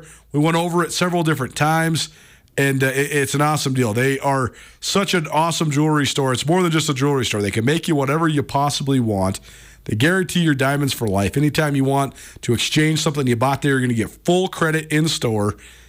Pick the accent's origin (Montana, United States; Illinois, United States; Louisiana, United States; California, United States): Montana, United States; Missoula; I grew up in Missoula.